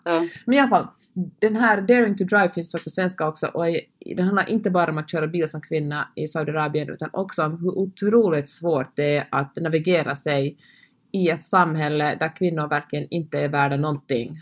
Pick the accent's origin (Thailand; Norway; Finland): Finland; jag talar svenska och kommer från Finland